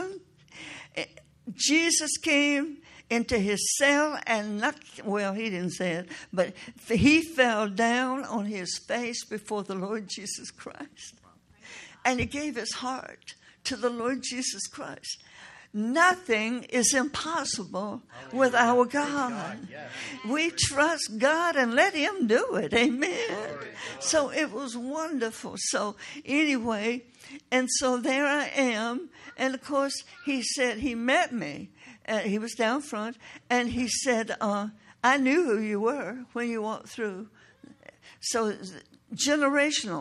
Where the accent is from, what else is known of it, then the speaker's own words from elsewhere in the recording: Toccoa, Georgia, United States; a church in Tocoa, Georgia, my hometown